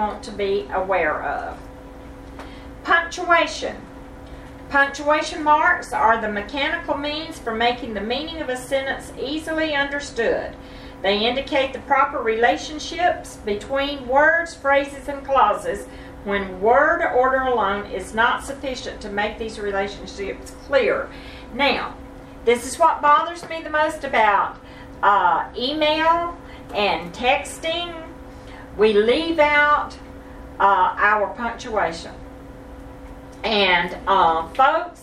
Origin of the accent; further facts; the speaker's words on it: the South, United States; born and raised in the South, but Denise and I definitely were